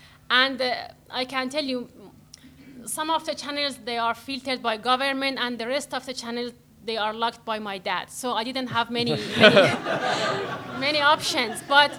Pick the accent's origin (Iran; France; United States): Iran; I grew up in Iran.